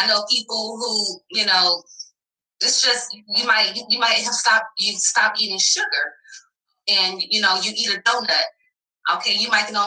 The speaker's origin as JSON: {"language": "English", "region": "the South", "country": "United States", "said": "I'm from the South"}